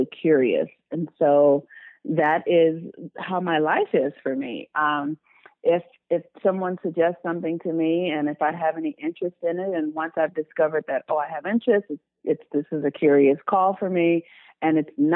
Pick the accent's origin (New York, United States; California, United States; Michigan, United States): California, United States; Los Angeles; I was born and raised in Los Angeles, California. I still live in Los Angeles.